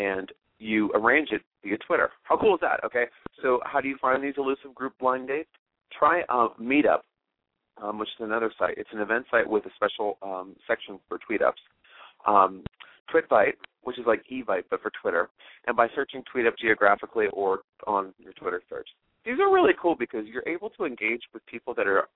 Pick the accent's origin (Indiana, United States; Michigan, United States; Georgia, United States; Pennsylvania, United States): Pennsylvania, United States; Pittsburgh; my hometown's Pittsburgh, Pennsylvania